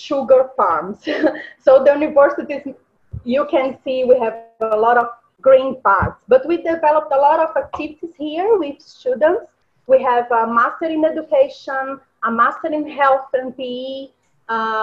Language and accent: English; Minas Gerais, Brazil; English is a second language; moved away as an adult; I was born in the Yellow State, is Minas Gerais state